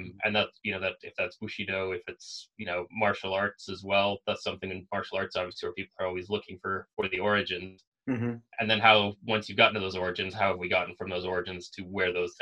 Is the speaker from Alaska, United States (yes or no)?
yes; Alaska, United States; I was born and raised in Alaska